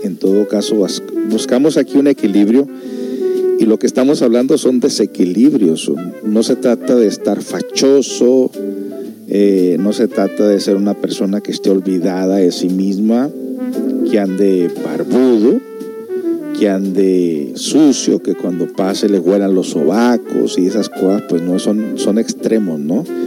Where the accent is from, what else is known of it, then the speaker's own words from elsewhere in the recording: Mexico; now in United States; Todos nosotros los que somos de México